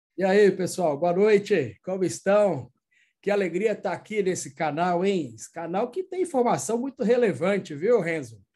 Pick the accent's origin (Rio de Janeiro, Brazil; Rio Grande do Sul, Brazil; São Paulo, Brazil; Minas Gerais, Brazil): Minas Gerais, Brazil; now in Northeast Brazil, Brazil; sou mineiro, mas estamos aqui no Nordeste